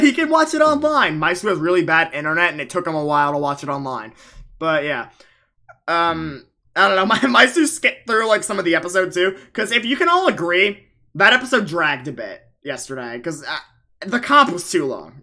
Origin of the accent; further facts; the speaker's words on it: Long Island, New York, United States; I am from Long Island.